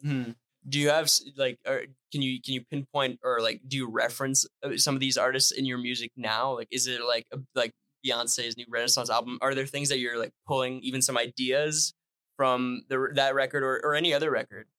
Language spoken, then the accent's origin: English; Northern Ontario, Canada; first language French; English is a second language; I'm from Northern Ontario